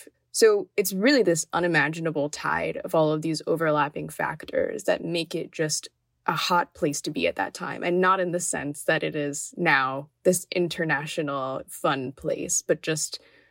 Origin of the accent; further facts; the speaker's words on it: Miami, Florida, United States; growing up in Miami, I wasn't around in the 80s